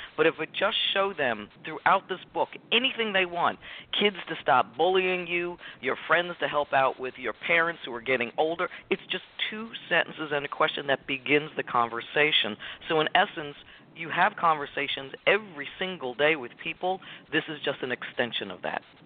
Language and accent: English; Richfield, New Jersey, United States; I was born and raised in Richfield, New Jersey, by a single mom